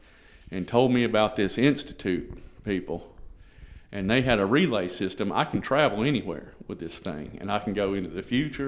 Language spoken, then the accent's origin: English; North Carolina, United States; born there; I was born in North Carolina in 1974.